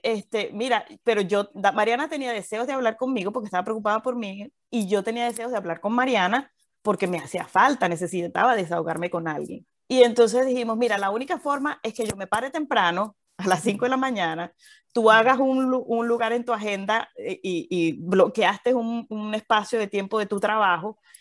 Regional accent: Valencia, Carabobo, Venezuela; moved away as an adult; also born or lived in Caracas, Venezuela / Mérida, Venezuela; now in Houston, United States; Yo nací en Venezuela, nací en Caracas, viví toda mi vida en Valencia

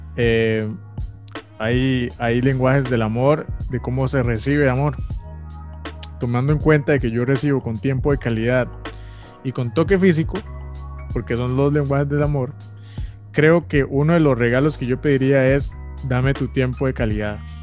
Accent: Costa Rica; nosotros en Costa Rica somos tan alegres

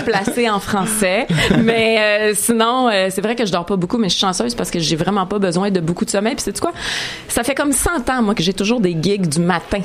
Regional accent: Montreal, Quebec, Canada; je suis une fille de Chalaga Maisonneuve, born, raised

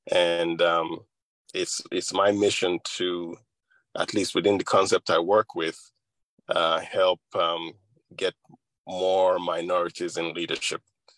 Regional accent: Nigeria; moved away as an adult; also born or lived in Middle Tennessee; now in United States; I grew up in Nigeria. To a couple of wonderful parents, and I've been in the United States now for, I think, 35 years or so.

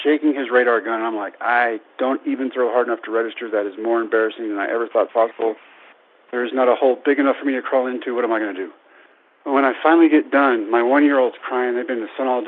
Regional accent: Brownwood, Texas, United States; my hometown of Brownwood

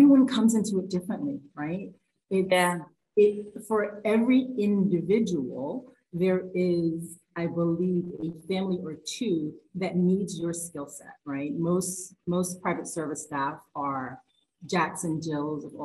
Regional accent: New York City, New York, United States; accent: New York; I'm still a New Yorker. I'm not sure if that was a great New York accent right there.

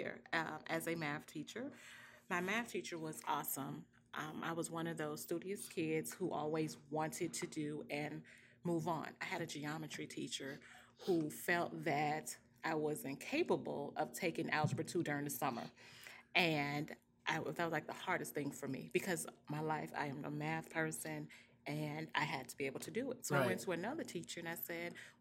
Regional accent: Florida, United States; moved away as an adult; now in Georgia, United States; I'm from Florida

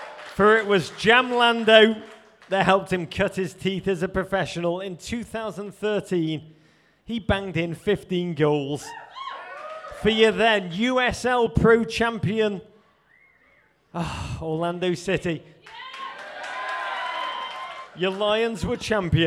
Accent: Liverpool, North West England, United Kingdom; now in United States; Now, I grew up in Liverpool in the 1980s.

